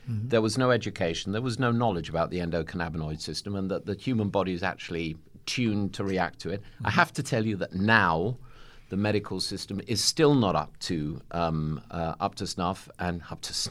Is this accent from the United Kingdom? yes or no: yes; England, United Kingdom; I'm an Englishman.